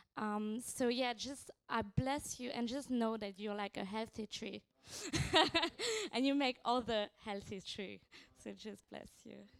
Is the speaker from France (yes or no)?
yes; France; from France, uh, from the Barn team